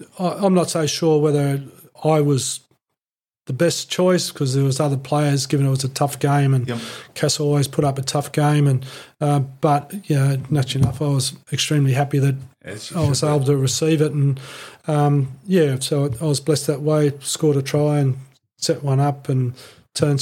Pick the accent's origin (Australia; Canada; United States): Australia; as an Australian player